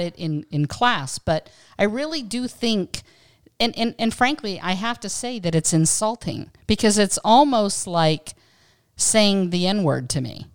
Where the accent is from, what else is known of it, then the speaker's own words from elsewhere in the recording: Western Pennsylvania, United States; now in California, United States; having grown up in Western Pennsylvania